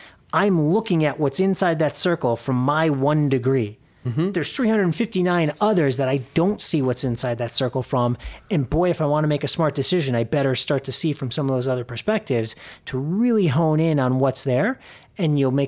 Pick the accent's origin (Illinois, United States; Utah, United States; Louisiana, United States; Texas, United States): Illinois, United States; Arlington Heights; also born or lived in New York City; So I'm originally from Arlington Heights, which is a northwest suburb of Chicago.